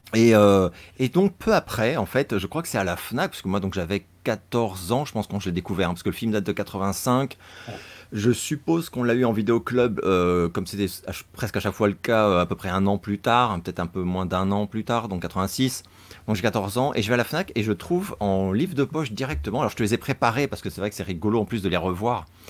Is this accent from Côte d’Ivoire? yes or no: no; France; en tant que Français